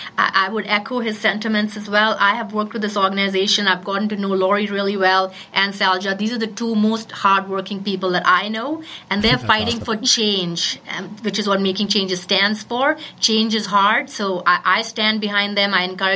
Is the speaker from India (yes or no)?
yes; India; now in Calgary, Canada; I'm brown. I'm from India. I came here in 1999.